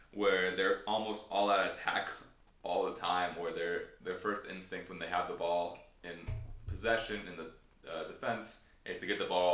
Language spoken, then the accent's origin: English; Newport Beach, California, United States; I am from Newport Beach